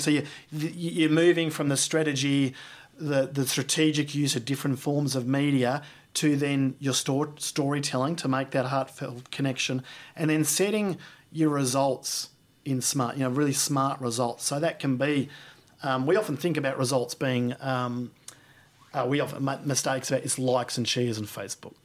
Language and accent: English; Australia; as an Australian